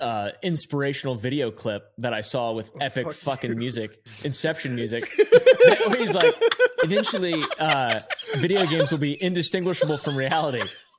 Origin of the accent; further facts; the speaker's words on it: Virginia, United States; Because I'm from Virginia, so like I'm a fucking, I'm a yank.